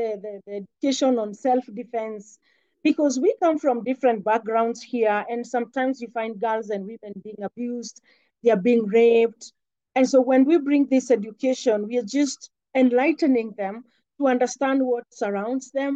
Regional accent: Kenya; from Kenya

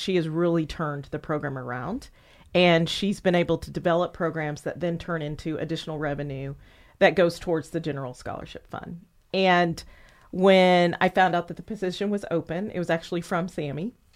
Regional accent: Indianapolis, Indiana, United States; moved away; also born or lived in Murfreesboro, Tennessee; my hometown

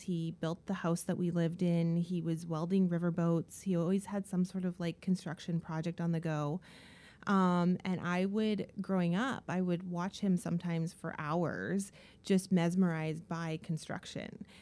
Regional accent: Dawson Creek, British Columbia, Canada; also born or lived in Kelowna, British Columbia; now in Vancouver, Canada; I grew up in the small town of Dawson Creek in northern B C

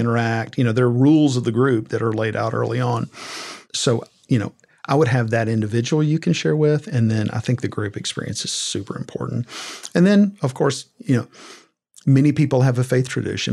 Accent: Southern Middle Tennessee, United States; growing up in Southern Middle Tennessee to a very conservative family

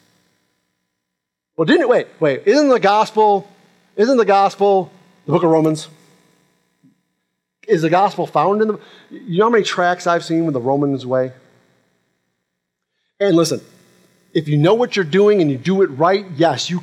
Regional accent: Rochester, New York, United States; now in Jacksonville, United States; I'm from Rochester, New York

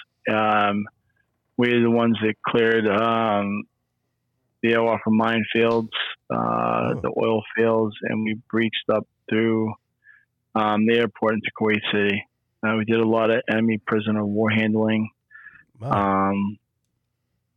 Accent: New Hampshire, United States; also born or lived in Concord, New Hampshire / Derry, New Hampshire / Hudson, New Hampshire; I moved from Pinkerton.

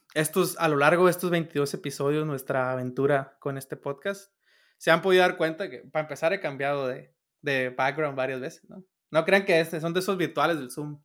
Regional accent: Sinaloa, Mexico; yo soy de Sinaloa

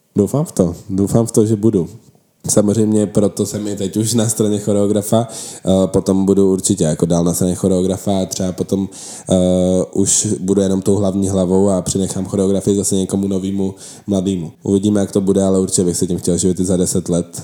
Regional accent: Czechia; my jsme Češi

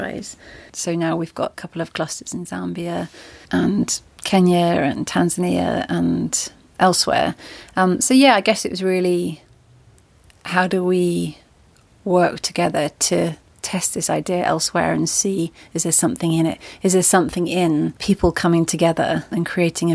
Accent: Devon, South West England, United Kingdom; moved away; I grew up in Devon

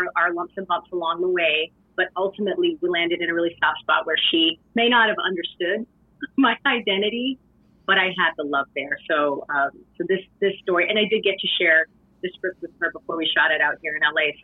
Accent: Canada; my story as a Canadian

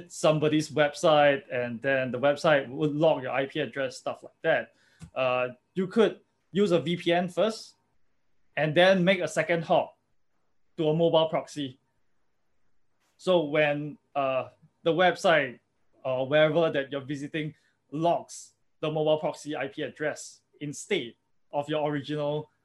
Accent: Singapore; I'm from Singapore and everything is tracked

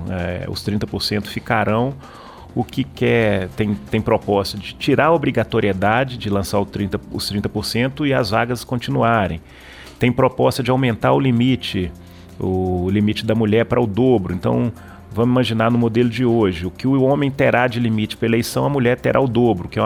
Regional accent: Belo Horizonte, Minas Gerais, Brazil; eu sou, sou de Belo Horizonte, o primeiro mandato meu foi de vereador aí em, em Belo Horizonte

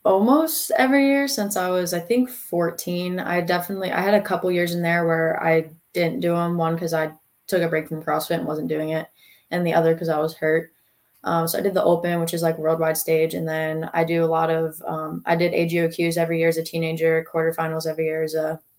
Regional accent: North Carolina, United States; Um, I'm from North Carolina. I've been living in Fayetteville for over 10 years now. My dad was military, hence Fayetteville.

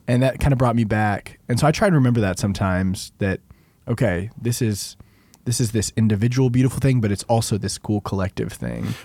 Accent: Arlington, Texas, United States; I grew up some in Arlington.

